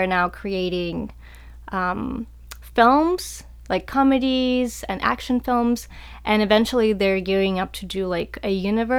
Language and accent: English; North Carolina, United States; especially like growing up in North Carolina, you know, where there's a lot of artists and a lot of, you know, really good artists.